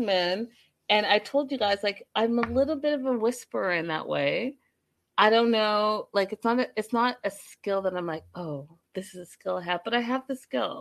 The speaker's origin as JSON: {"language": "English", "country": "Canada", "said": "I am African. I'm from Canada. First generation African through and through"}